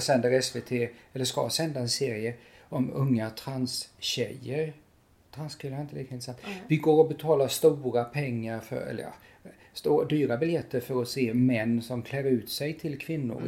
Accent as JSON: {"language": "Swedish", "town": "Lilla Rottne", "region": "Kronoberg County", "country": "Sweden", "tie": "born or raised there", "said": "i Lilla Rottne där jag växte upp"}